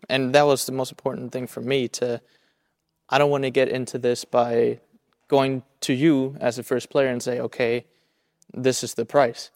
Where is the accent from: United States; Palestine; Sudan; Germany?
Germany; I grew up here on the German side